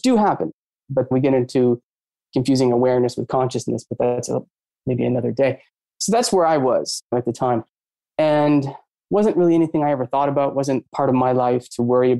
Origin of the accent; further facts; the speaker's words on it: Maine, United States; I grew up in Maine